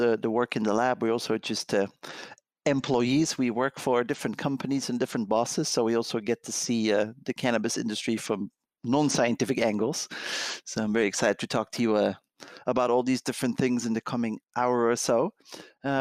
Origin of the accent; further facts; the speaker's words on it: Netherlands; I'm from the Netherlands